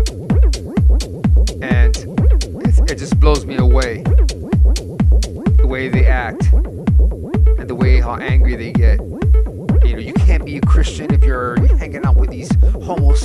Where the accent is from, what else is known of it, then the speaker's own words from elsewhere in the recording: Cleveland, Ohio, United States; my hometown of Cleveland